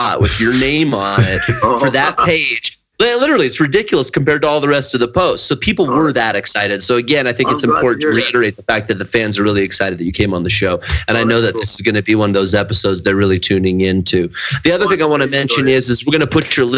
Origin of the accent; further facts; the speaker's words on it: Pacific Northwest, United States; also born or lived in New Jersey; I'm from the Pacific Northwest